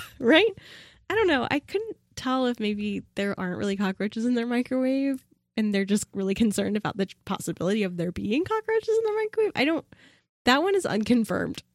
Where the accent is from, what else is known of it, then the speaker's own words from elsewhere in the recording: Pacific Northwest, United States; I was born and raised in the Pacific Northwest